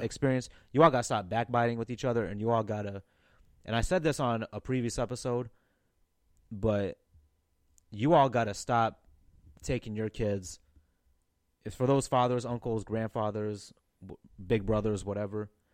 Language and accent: English; St. Louis, Missouri, United States; I was born in North County, Saint Louis